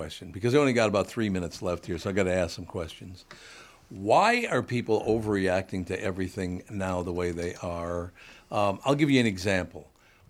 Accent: Minneapolis, Minnesota, United States; I grew up in North Minneapolis, for Christ's

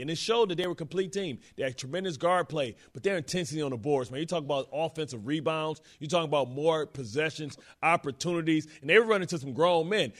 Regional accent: Detroit, Michigan, United States; I'm from Detroit.

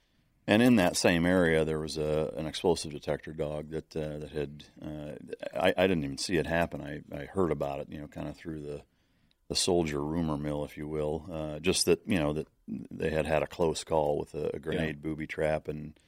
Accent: Iowa, United States; I grew up in Northern Iowa with bird dogs.

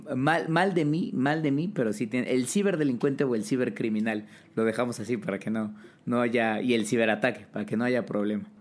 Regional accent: Mexico; como sociedad mexicana

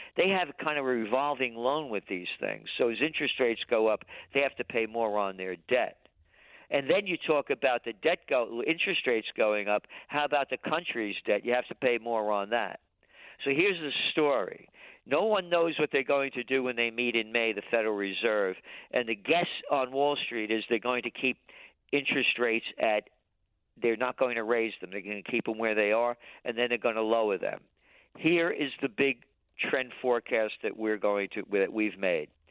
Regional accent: New York City, New York, United States; born in the Bronx

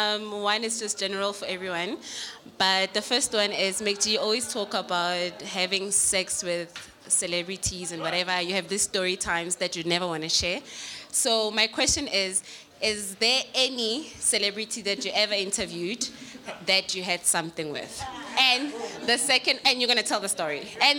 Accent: Vaal, Gauteng, South Africa; I'm from Val.

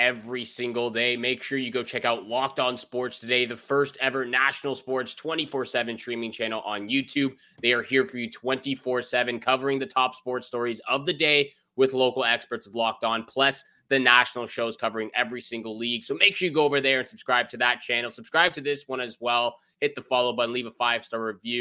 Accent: Canada; as a Canadian

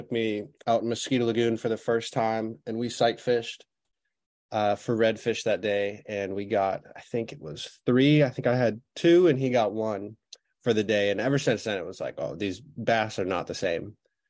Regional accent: Florida, United States; That's right. Yeah. Caught my first fish at Wakava Island, or back then it was the Wakava Marina. Now it's the Wakava Island.

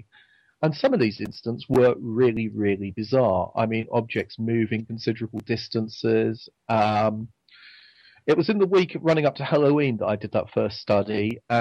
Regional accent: England, United Kingdom; accent: English; my strange English accent

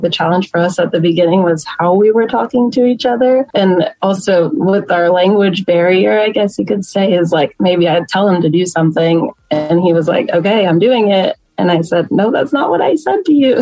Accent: Plano, Texas, United States; I grew up in Plano

